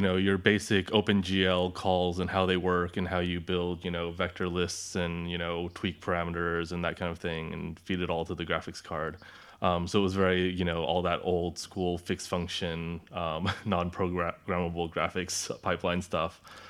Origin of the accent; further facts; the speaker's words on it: Orange County, California, United States; now in London, United Kingdom; Yeah, I'm from Orange County originally.